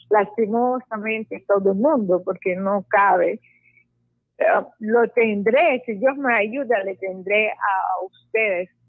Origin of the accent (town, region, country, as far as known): Lebanon; now in Puerto Colombia, Colombia